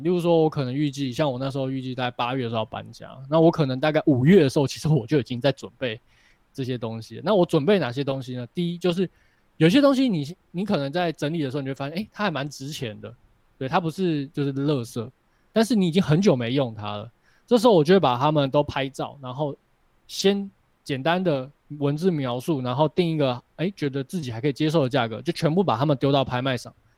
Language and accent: Chinese; Taipei, Taiwan; moved away as an adult; now in Taichung, Taiwan; 我是从台北搬到台中嘛